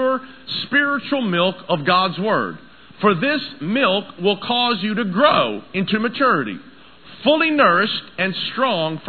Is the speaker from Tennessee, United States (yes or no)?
yes; Tennessee, United States; moved away; I grew up in Tennessee